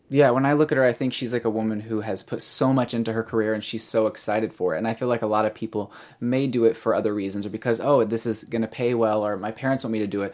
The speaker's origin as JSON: {"language": "English", "town": "Springfield", "region": "Missouri", "country": "United States", "said": "I'm actually from Springfield, Missouri"}